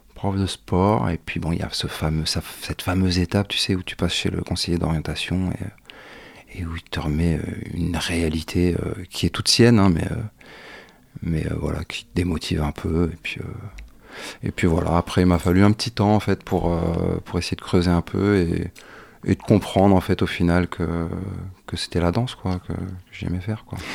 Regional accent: Morlaix, Brittany, France; moved away as an adult; also born or lived in Guadeloupe; Je suis né dans le Finistère, à Morlaix précisément

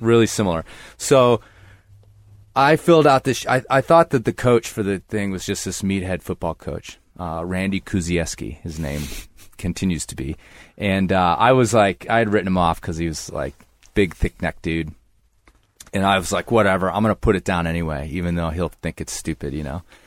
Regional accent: Libertyville, Illinois, United States; moved away; I grew up, yeah, in the suburbs of Chicago

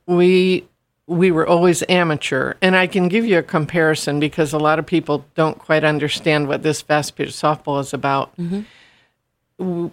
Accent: Stratford, Connecticut, United States; in my hometown of Stratford.

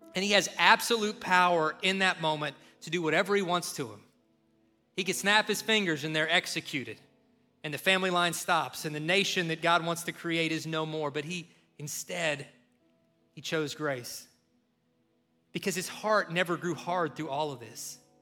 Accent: Kentucky, United States; growing up in Kentucky

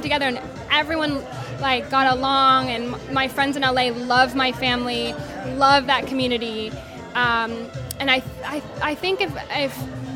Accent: South Dakota, United States; now in Los Angeles, United States; growing up in South Dakota because no one looked like me

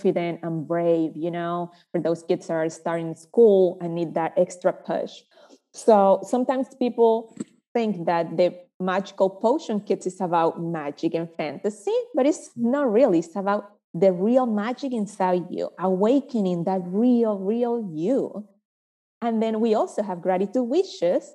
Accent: Panama; moved away as an adult; now in United States; I was raised in Panama, running around trees, playing with woods, with flowers, with rocks

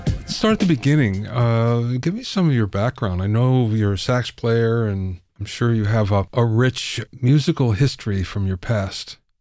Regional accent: Los Angeles, California, United States; I'm from Los Angeles

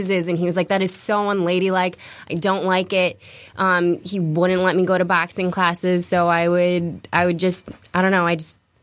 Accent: California, United States; moved away as an adult; also born or lived in New York; now in Michigan, United States; I moved to California when I was 2 years old, so I don't really remember New York. Grew up in California

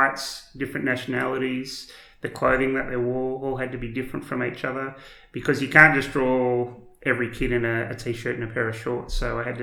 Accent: Dongara, Western Australia, Australia; I was born here in Western Australia, and I actually grew up in Dongara, which is a small country town just south of Geraldton

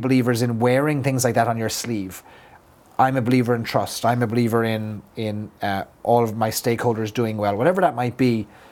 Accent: Ireland; as an Irishman, I feel like I have to live up to my the caricature of myself

